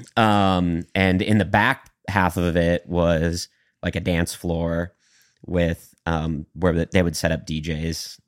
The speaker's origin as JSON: {"language": "English", "town": "Sauk Rapids", "region": "Minnesota", "country": "United States", "tie": "born or raised there", "also_born_or_lived": "Bemidji, Minnesota", "moved": "as an adult", "lives_now": "Nashville, United States", "said": "I had done music pretty much in my hometown of Sauk Rapids"}